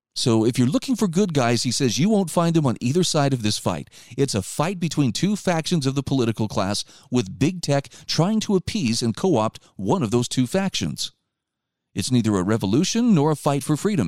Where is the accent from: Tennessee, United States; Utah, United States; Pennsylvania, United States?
Utah, United States; my home state of Utah